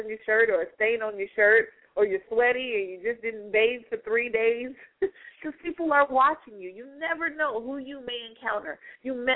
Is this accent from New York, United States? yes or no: no; Stockton, California, United States; moved away; back in my hometown in Stockton, California. I was in elementary school